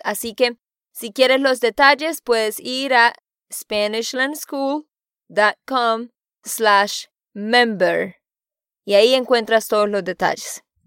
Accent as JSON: {"language": "Spanish", "region": "Santander", "country": "Colombia", "moved": "yes", "lives_now": "Nashville, United States", "said": "de Santander, Colombia"}